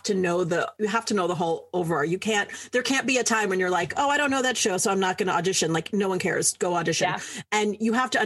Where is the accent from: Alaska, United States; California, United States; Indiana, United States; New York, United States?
New York, United States; New York City; moved away; I'm from New York City originally.